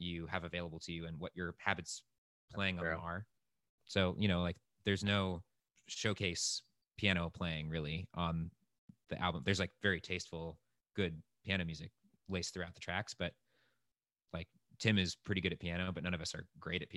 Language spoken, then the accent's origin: English; Rhode Island, United States; we're both from Rhode Island and went to high school together